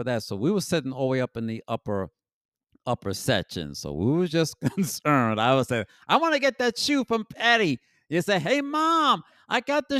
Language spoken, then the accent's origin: English; New York City, New York, United States; also born or lived in Bronx; I moved around the Bronx a lot because I'm originally from Harlem, the village of Harlem. And then after when my parents were divorced, I was moved to the Bronx. So I've been moved around the Bronx a lot.